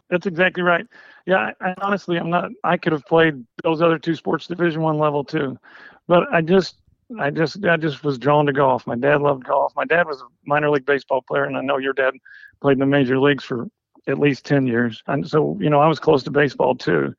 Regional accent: Harrisburg, Illinois, United States; I grew up in Southern Illinois, a small town Harrisburg, Illinois

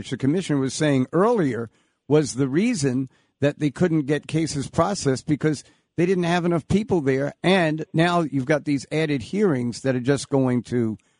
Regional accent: Long Island, New York, United States; I grew up in Long Island.

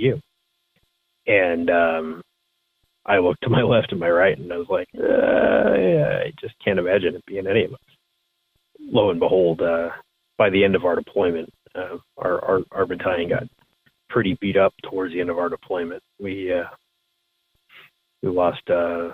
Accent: United States; as a citizen, as an American

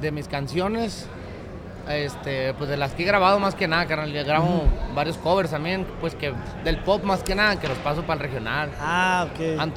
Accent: La Paz, Baja California Sur, Mexico; Pues, haz de cuenta que yo soy de La Paz, California Sur.

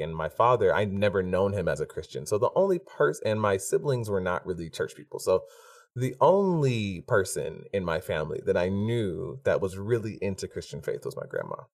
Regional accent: Stone Mountain, Georgia, United States; growing up in Stone Mountain

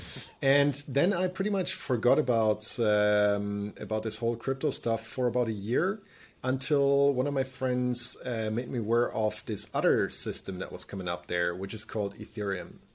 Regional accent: Germany; me growing up in Germany

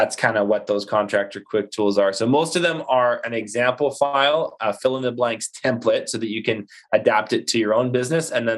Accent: Canada; we're Canadian

